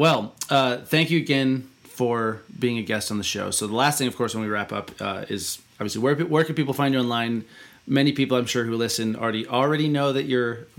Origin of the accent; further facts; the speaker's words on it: Western Montana, United States; I grew up in Western Montana, which is ultra-rural United States